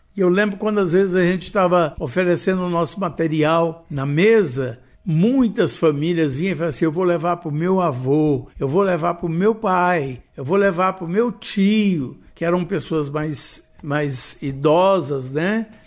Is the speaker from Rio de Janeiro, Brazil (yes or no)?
no; Goiás, Brazil; tanto eu quanto Marlene nós somos goianos